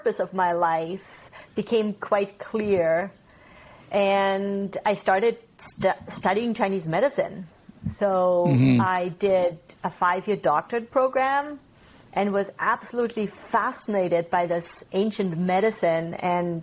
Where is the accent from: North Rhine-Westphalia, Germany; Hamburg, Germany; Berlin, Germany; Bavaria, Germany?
Bavaria, Germany; Bavarian Alps, Germany; moved away as an adult; also born or lived in Kootenays, British Columbia, Canada; now in Kaslo, Canada; I grew up in the Bavarian Alps in Germany, and in my early 20s, I traveled to Canada and I stayed in Canada.